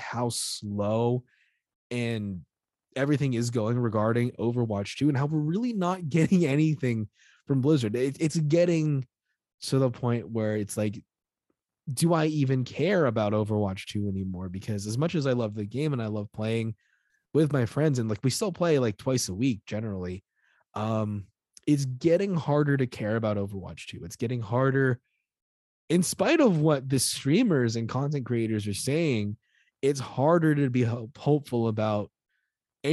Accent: United States; I'm American

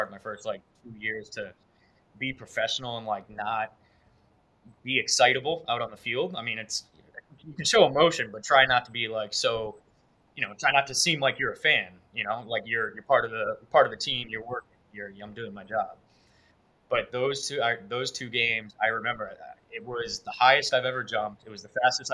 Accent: Brookline, Massachusetts, United States; also born or lived in Clemson, South Carolina; I grew up in Boston, in a small suburb outside of the city, but went to high school in the city

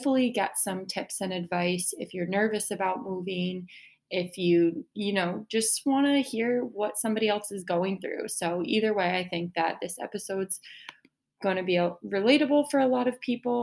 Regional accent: New York, United States; moved away as an adult; now in Miami, United States; I am originally from New York and I just came down here for two different jobs

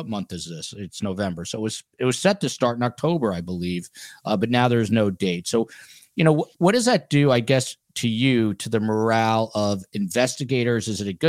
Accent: New Jersey, United States; also born or lived in New York; now in Miami, United States; since I know the temperatures are dropping in New York, my hometown, obviously New Jersey, my home state

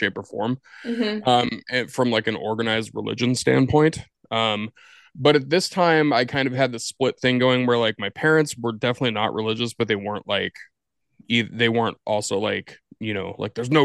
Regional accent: Washington, United States; moved away as an adult; also born or lived in Portland, Oregon; now in New York, United States; we moved to Washington State, lived there for pretty much my entire childhood

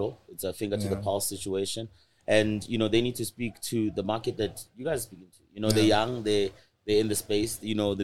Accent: Pretoria, Gauteng, South Africa; I grew up in Attridgeville in Pretoria.

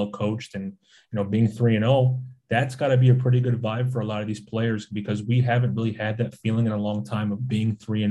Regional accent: Michigan, United States; also born or lived in Nashville, Tennessee; growing up in Michigan

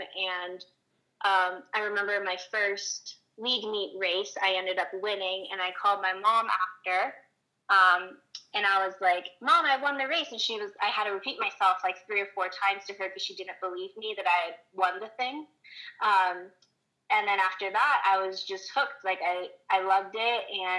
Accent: Southern California, United States; I'm from Southern California, and I kind of wanted to stay in that area. And LMU is like 45 minutes away from where I grew up

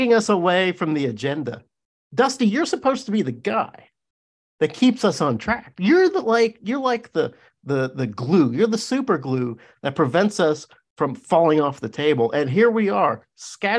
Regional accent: Arkansas, United States; I grew up in Arkansas.

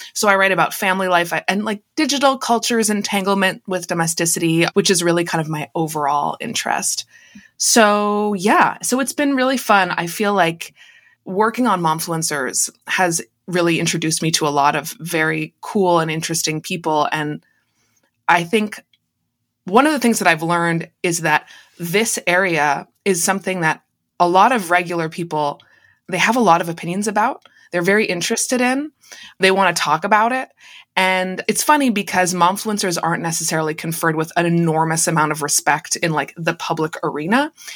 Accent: Canada; also born or lived in United States; I'm the only Canadian in my family just 'cause I was born here

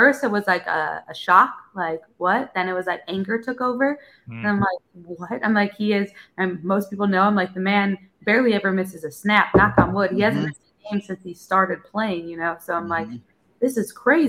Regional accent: Chicago, Illinois, United States; moved away as an adult; I'm from Chicago

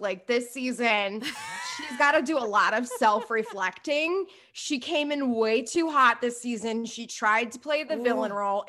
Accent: New Jersey, United States; You represent my home state well.

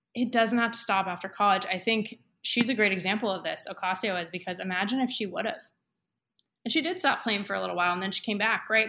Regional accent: Camarillo, California, United States; my hometown, Camarillo

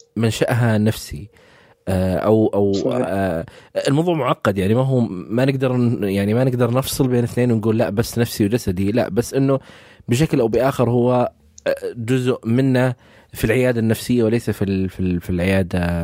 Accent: Saudi Arabia; عندنا في السعوديه

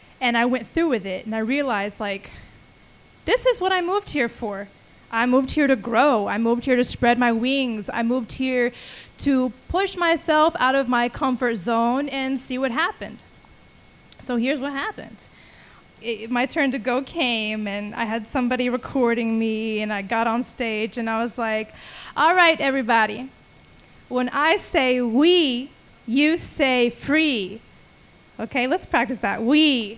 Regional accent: Austin, Texas, United States; I was like, I'm from Austin. I like smiling when I rap and, you know, singing about my heart.

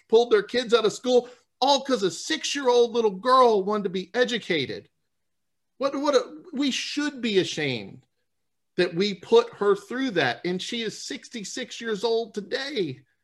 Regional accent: New Orleans, Louisiana, United States; I'm from New Orleans

